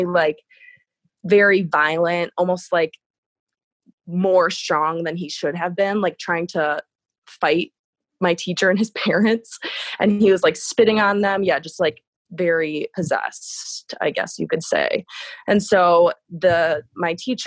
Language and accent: English; Wisconsin, United States; out in the country where I grew up in Wisconsin